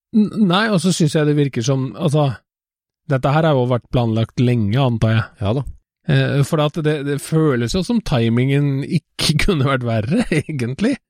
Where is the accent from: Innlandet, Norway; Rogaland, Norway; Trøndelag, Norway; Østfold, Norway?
Trøndelag, Norway; jeg jo halvt trønder fra barnsbeina